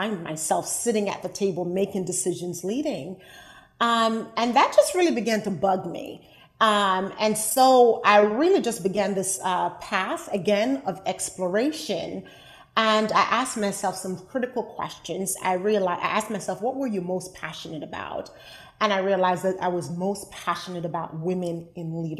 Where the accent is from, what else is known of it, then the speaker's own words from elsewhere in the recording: Liberty, Jamaica; now in United States; I grew up in Jamaica, West Indies, in a rural town called Liberty